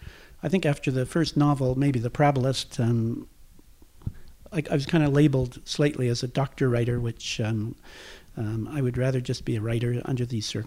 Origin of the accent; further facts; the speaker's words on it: Toronto, Ontario, Canada; moved away as an adult; also born or lived in Ottawa / Hamilton / Newfoundland; I was born in Ottawa near the end of the war, and my parents then moved helter-skelter to Hamilton in Toronto